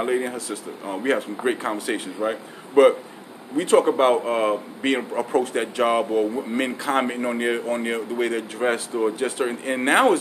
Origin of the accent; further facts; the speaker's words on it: New York City, New York, United States; moved away; We grew up in Brooklyn, right? Me and my brother were 7, 8 years old, taking the bus from Bed-Stuy, Brooklyn